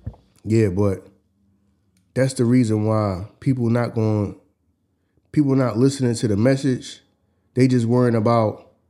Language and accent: English; Philadelphia, Pennsylvania, United States; we're from Philly.